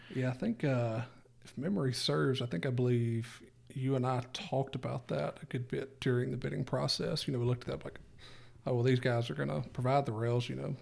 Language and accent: English; Mississippi Delta, United States; I'm from the Delta